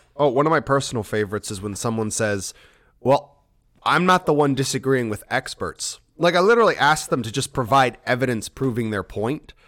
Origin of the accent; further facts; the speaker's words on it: United States; I'm American